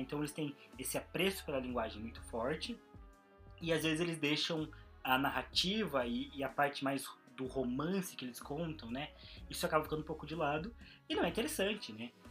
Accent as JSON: {"language": "Portuguese", "country": "Brazil", "said": "como brasileiro"}